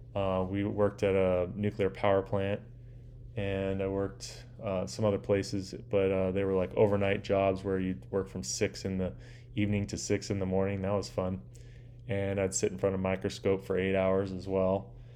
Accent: Orange County, Southern California, United States; I grew up in a place called Orange County

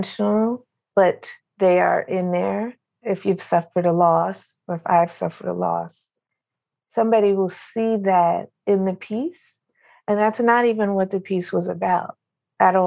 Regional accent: New Jersey, United States; I grew up in New Jersey

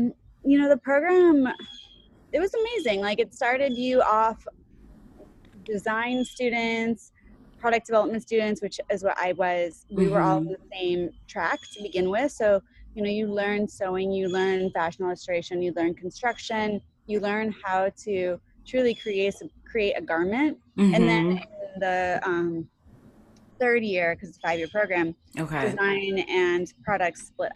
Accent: Midwest, United States; moved away as an adult; now in New York City, United States; I grew up in the Midwest, and my family preferred that I stay in the Midwest

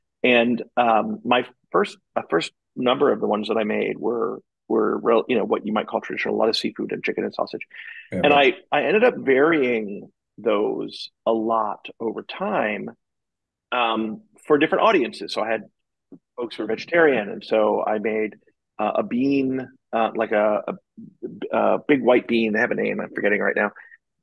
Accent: Miami, Florida, United States; moved away as an adult; I grew up in Miami. And so I lived in Miami from the age of 4 to about the age of 24

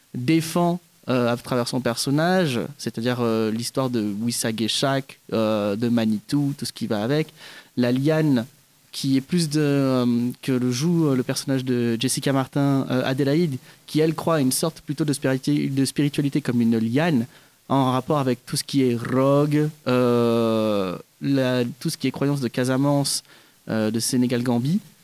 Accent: Kourou, French Guiana; now in Montpellier, France; je suis d'origine philippine, mais j'ai grandi, enfin je suis né et j'ai grandi en Guyane française, à Kourou

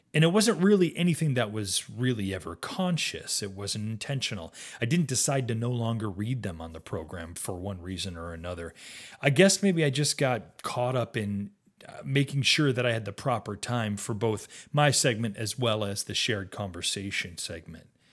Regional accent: Western New York State, United States; moved away as an adult; also born or lived in US West Coast / overseas / outside Rochester, New York; I'd actually grown up in Western New York State

